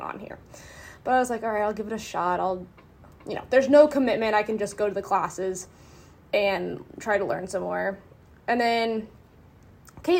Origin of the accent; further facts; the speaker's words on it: North Carolina, United States; now in Atlanta, United States; I'm originally from North Carolina